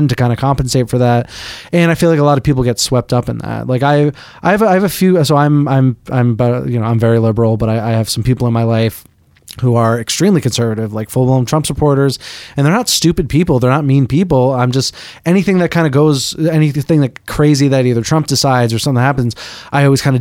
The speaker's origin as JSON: {"language": "English", "town": "Boston", "region": "Massachusetts", "country": "United States", "said": "I'm from Boston"}